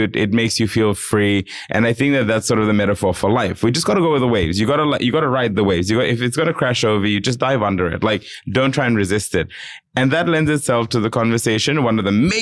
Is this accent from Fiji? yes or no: yes; Fiji; moved away; I grew up in the island. So I am not at all embarrassed of the fact that I am Fijian